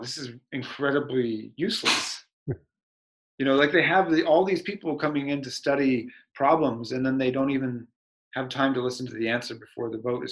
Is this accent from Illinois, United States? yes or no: no; Sacramento, California, United States; moved away as an adult; also born or lived in Pennsylvania; I was from Del Campo High School in California